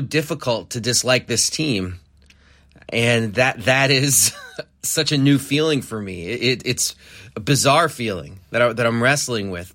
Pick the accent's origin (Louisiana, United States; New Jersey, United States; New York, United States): New York, United States; New York City; I grew up in New York City, Knicks fan